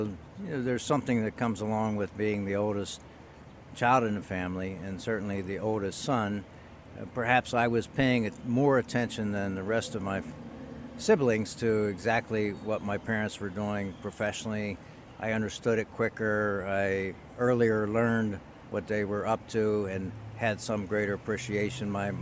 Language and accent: English; Beaver Falls, Pennsylvania, United States; I grew up here in western Pennsylvania in a town that many people are familiar with because it is the hometown of the one and only the legendary Broadway Joe Willie Namath. That would be Beaver Falls in Beaver County